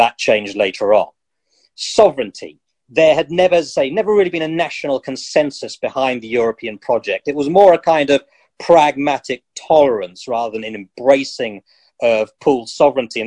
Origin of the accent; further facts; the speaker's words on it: United Kingdom; People who are ethnic minorities but born in this country, like me